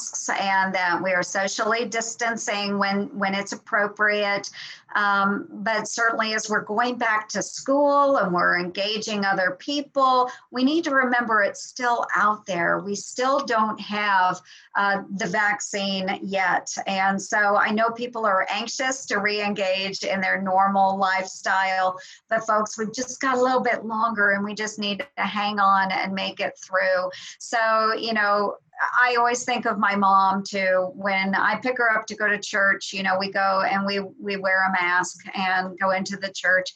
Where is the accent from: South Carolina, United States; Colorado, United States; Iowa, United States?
Iowa, United States; rural Southwest; I was born and raised in Iowa